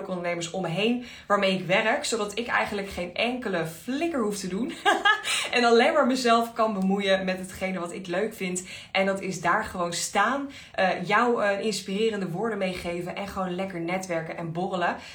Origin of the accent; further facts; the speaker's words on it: Enschede, Overijssel, Netherlands; Ik kom helemaal uit Enschede.